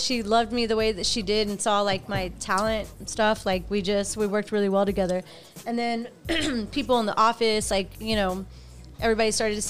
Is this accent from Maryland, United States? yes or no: no; Houston, Texas, United States; born or raised there